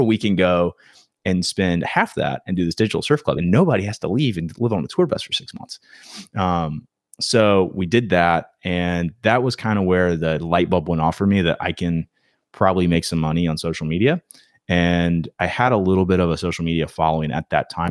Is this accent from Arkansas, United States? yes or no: no; Myrtle Beach, South Carolina, United States; moved away as an adult; now in Wilmington, United States; I'm from Myrtle Beach, grew up there